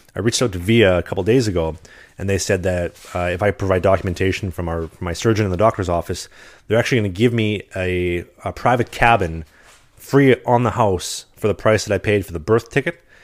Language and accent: English; Winnipeg, Manitoba, Canada; I'm from Winnipeg